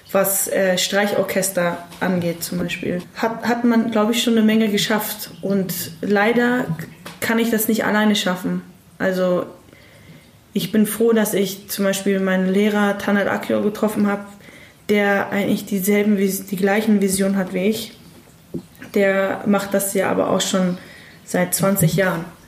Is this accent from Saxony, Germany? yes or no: no; Hamburg, Germany; ich bin in Hamburg aufgewachsen